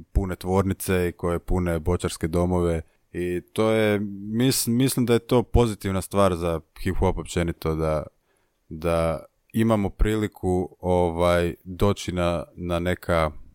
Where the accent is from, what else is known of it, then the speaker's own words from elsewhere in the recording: Zagreb, City of Zagreb, Croatia; imam 27 godina, dolazim iz Zagrebačke Dubrave